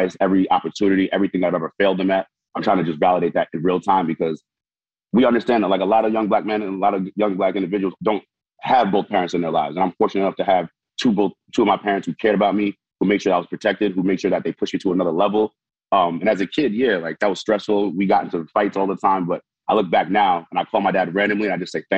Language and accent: English; New York, United States; I was one sacrifice away from growing up in Haiti compared to growing up in New York